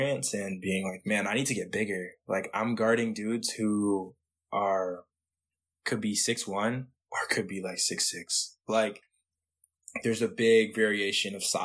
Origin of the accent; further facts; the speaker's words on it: Toronto, Ontario, Canada; I'm from Toronto